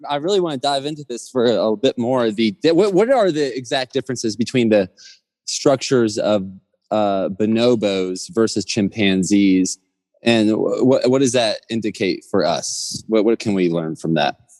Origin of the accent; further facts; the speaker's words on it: Georgia, United States; moved away; growing up in Georgia in the South playing baseball and sports